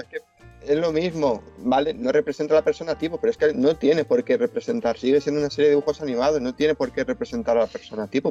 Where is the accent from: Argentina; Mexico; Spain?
Spain; se nos a los españoles